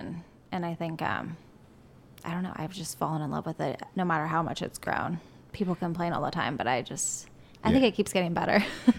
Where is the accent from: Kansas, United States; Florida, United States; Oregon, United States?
Oregon, United States; Corvallis; moved away as an adult; also born or lived in Eugene, Oregon; now in Austin, United States; I'm from Oregon originally.